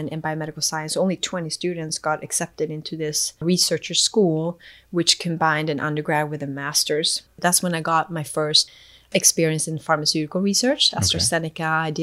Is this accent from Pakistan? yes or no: no; Sweden; moved away as an adult; also born or lived in Eswatini / New Zealand / Boston, United States; now in United States; I was raised in Sweden, moved to New Zealand